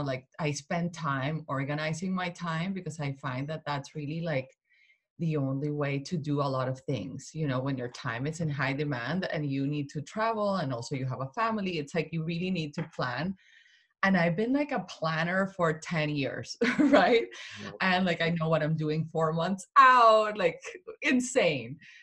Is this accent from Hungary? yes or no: no; Colombia; also born or lived in Vermont; now in Connecticut, United States; I am Colombian, I am not American, so, and I, all my family is in Colombia, you know, I grew up there.